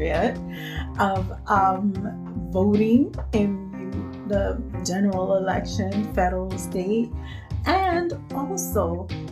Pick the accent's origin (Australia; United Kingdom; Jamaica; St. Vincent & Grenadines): St. Vincent & Grenadines; also born or lived in Canada; now in North Carolina, United States; I'm originally from the Caribbean. It's an island right off the coast of Barbados called St. Vincent and the Grenadines